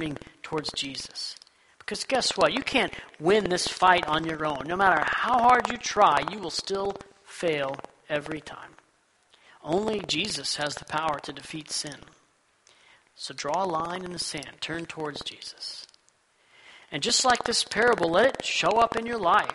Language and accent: English; Texas, United States; Growing up in Texas